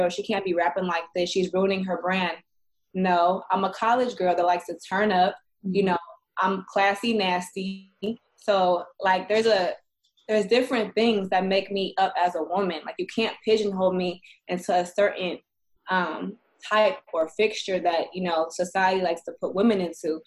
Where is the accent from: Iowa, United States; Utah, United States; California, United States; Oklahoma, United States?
California, United States; Bay Area; we're both from the Bay Area.